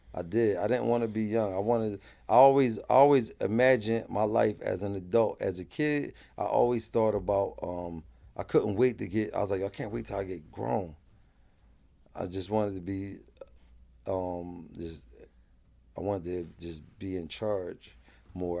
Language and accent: English; Philadelphia, Pennsylvania, United States; I'm from North Philly